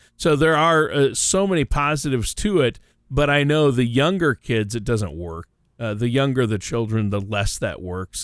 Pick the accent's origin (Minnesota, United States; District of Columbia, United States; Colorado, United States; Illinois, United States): Minnesota, United States; my home state of Minnesota